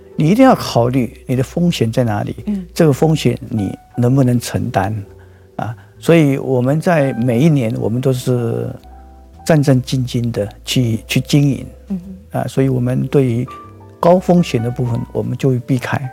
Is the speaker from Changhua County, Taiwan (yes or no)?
yes; Changhua County, Taiwan; 我是来自一个彰化的一个农家子弟